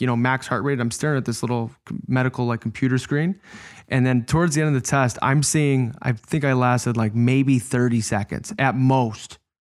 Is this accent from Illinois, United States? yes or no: yes; Chicago, Illinois, United States; I was playing against my hometown team. It's where I grew up